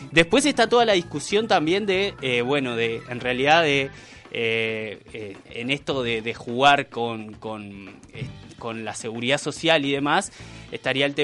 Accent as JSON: {"language": "Spanish", "country": "Uruguay", "said": "es un problema que tenemos como sociedad uruguaya, que el uruguayo tiende a valorar mucho más al viejo que al niño"}